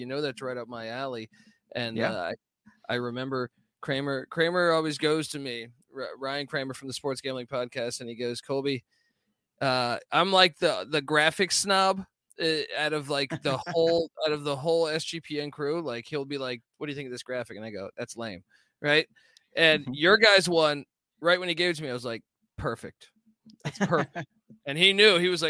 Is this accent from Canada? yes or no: no; Ireland; but I'm an Irish guy, so I pretty much drink everything.